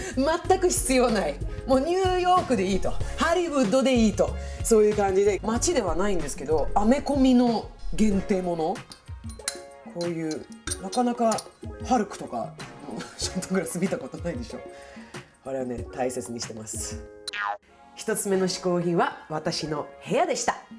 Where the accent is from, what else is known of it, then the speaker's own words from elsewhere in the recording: Stockholm, Stockholm County, Sweden; now in Japan; 私の母国スウェーデン